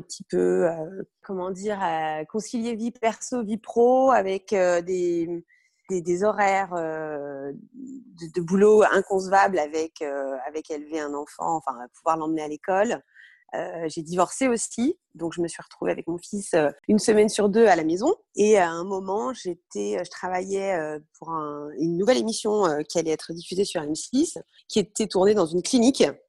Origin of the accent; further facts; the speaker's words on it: Brittany, France; moved away as an adult; also born or lived in Paris; j'ai grandi en Bretagne, j'ai passé mon bac, bac S en Bretagne.